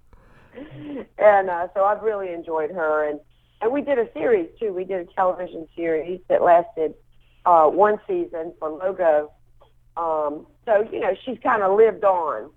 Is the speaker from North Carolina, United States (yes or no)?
yes; Wilmington, North Carolina, United States; also born or lived in Atlanta / Charlotte; then I grew up in Wilmington, and we moved to Wilmington when I was 11, and then I spent the rest of my time in Wilmington.